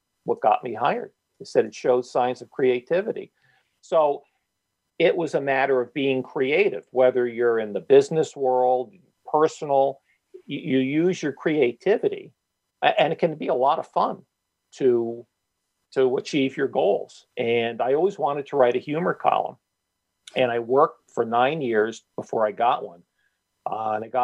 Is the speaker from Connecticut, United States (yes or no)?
yes; Stamford, Connecticut, United States; my hometown paper, the Stanford Advocate